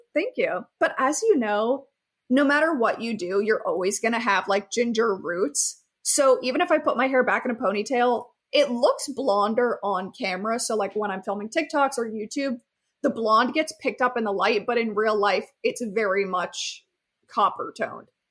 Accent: Key Largo, Florida, United States; growing up in Key Largo, Florida

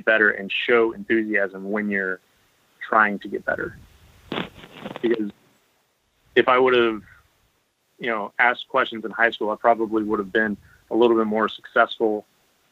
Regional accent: Pensacola, Florida, United States; moved away as an adult; also born or lived in Wichita, Kansas; I grew up in the Panhandle, I didn't have high school bowling

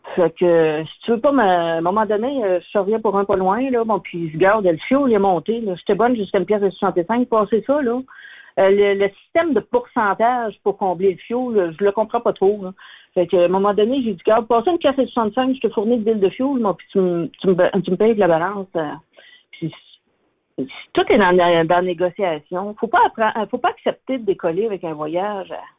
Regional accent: Abitibi, Quebec, Canada; je suis native de l'Abitibi

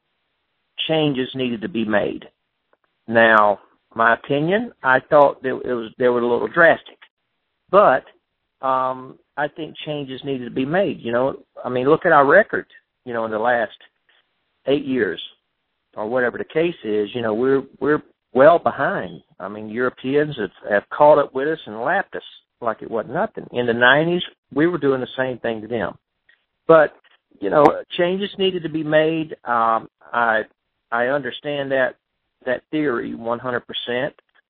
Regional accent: United States; I'm American

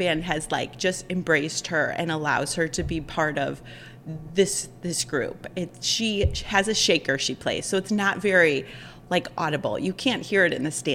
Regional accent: Chardon, Ohio, United States; I've lived in Chardon my whole life. I'm a townie, you could say. I grew up here.

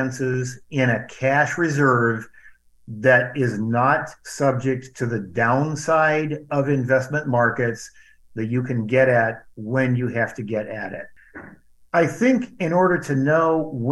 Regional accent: Cedar Rapids, Iowa, United States; also born or lived in northern Indiana; now in Indiana, United States; A lot of people where I grew up in Cedar Rapids, Iowa, worked for a firm called Rockwell Collins

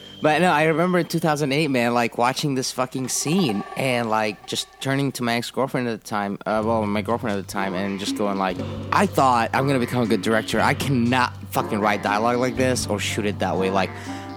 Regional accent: Jordan; moved away; when I was growing up in Jordan in the 80s and 90s

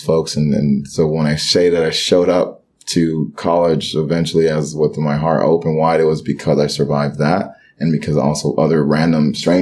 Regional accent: Miami, Florida, United States; English is a second language; Growing up in Miami and being Haitian, we were taught one culture

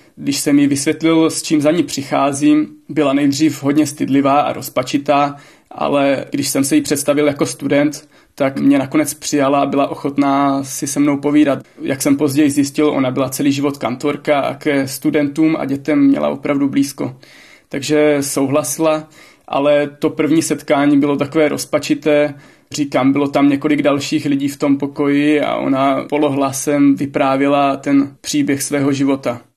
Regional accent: Olomouc, Olomouc Region, Czechia; pocházím z Olomouce

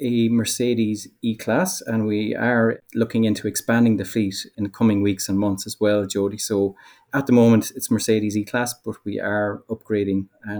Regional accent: Abbeyleix, Laois, Ireland; people ask you, where are you from? I'd say Abilix, County Laois.

